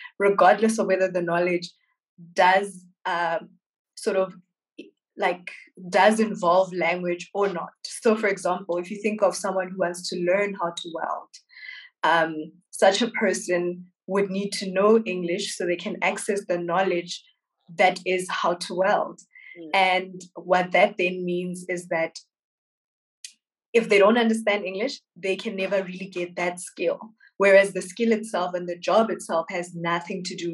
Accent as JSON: {"language": "English", "town": "Welkom", "region": "Free State", "country": "South Africa", "tie": "born or raised there", "said": "I'm a young woman, Wamosotho, born and bred in Valcom in the Free State"}